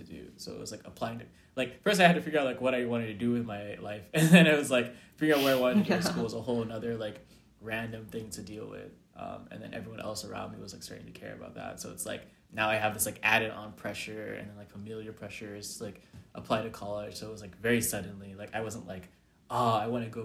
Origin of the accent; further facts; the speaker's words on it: Atlanta, Georgia, United States; moved away as an adult; now in Houston, United States; I'm from Atlanta, Georgia, and I'm a junior at Rice